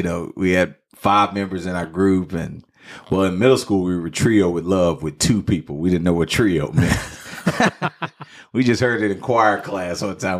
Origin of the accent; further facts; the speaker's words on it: Dallas, Texas, United States; Oak Cliff, Dallas, Texas.